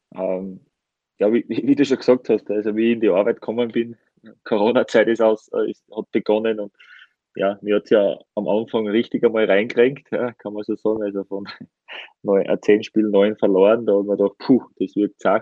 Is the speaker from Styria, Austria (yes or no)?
yes; Styria, Austria; ich bin ja äh, Steirer